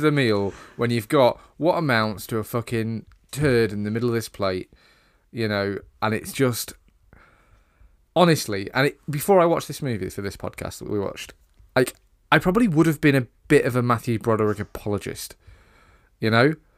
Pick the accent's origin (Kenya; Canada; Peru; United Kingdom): United Kingdom; We're British